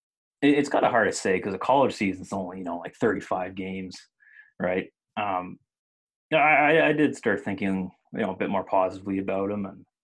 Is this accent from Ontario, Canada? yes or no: no; Nova Scotia, Canada; now in Ottawa, Canada; because I was from Nova Scotia, so didn't really grow up a Sens fan.